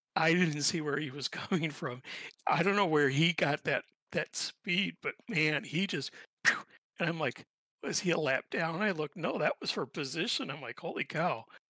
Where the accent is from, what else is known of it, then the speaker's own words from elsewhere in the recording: Indianapolis, Indiana, United States; also born or lived in near Chicago; now in Chicago, United States; I'm from originally from Indianapolis. I grew up there. Uh, right now I'm living in just outside of Chicago.